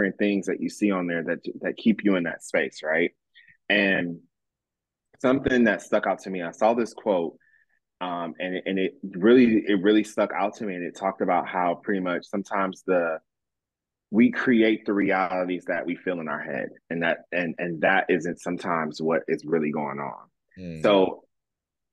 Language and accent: English; Michigan, United States; moved away as an adult; now in Jacksonville, United States; I'm from Michigan